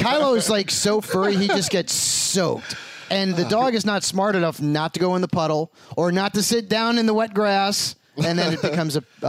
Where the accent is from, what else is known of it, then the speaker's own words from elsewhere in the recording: Connecticut, United States; typically, like, from the East Coast, you know, I'm from Connecticut.